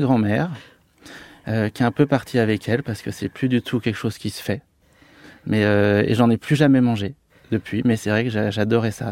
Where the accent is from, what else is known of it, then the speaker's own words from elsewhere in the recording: Annecy, Auvergne-Rhône-Alpes, France; moved away as an adult; now in Paris, France; je viens de d'Annecy et de Haute-Savoie, c'est vrai qu'on a une culture gastronomique assez développée